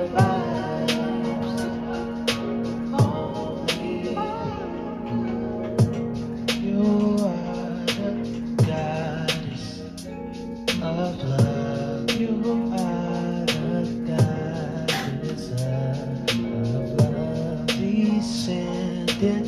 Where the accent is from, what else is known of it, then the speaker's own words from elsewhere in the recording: Michigan, United States; I'm from Michigan